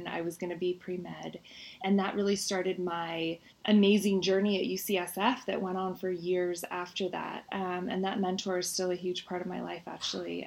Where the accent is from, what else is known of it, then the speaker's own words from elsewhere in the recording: Marin County, California, United States; also born or lived in Oakland / San Francisco; I was born in Oakland, then we moved to San Francisco, and I spent the majority of my childhood, though, in Marin County.